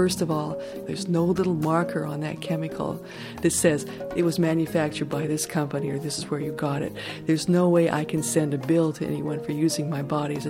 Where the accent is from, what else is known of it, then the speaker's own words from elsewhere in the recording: Colorado, United States; I grew up in Colorado, a high mountain town, far away from factories and industry and incinerators, right?